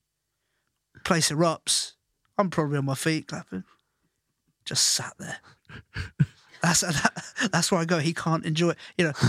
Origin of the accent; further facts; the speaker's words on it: Ireland; But my nan, for Christmas, growing up in Ireland, would get a jug of jam.